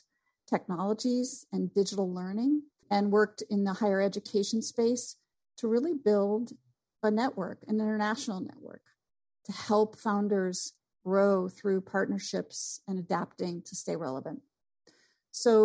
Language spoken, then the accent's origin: English; Vermont, United States; moved away as an adult; also born or lived in St. Louis, Missouri; I came from Vermont